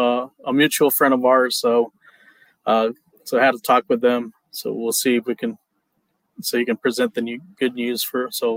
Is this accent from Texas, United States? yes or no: yes; Laredo, Texas, United States; I'm used to that because I'm from Dorio.